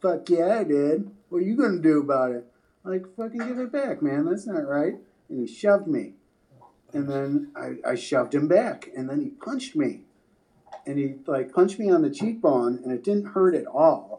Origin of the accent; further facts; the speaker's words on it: Pemberville, Ohio, United States; moved away; I was coming from Pemberville, Ohio